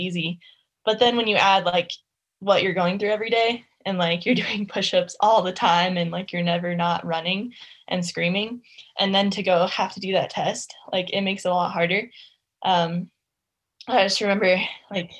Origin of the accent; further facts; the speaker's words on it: Alaska, United States; moved away as an adult; now in Lake Tahoe, United States; I grew up in Alaska, had kind of a different life for sure